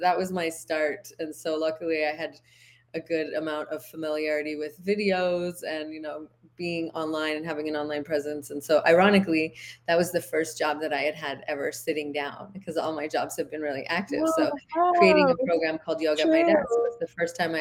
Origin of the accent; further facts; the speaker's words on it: Canada; moved away as an adult; also born or lived in United States / Big Island, Hawaii; now in Hawaii, United States; I'm originally from Canada